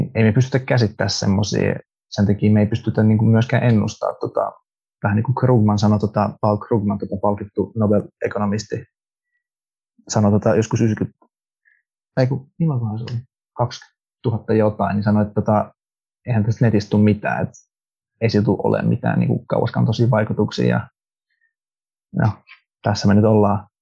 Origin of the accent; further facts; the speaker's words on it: Finland; Finnish is a second language; Suomi ei ole mun äidinkieli. Mä oon kasvanut Suomessa